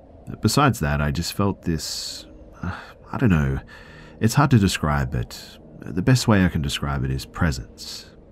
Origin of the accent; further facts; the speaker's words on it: Bosnia & Herzegovina; I'm from Bosnia, Europe.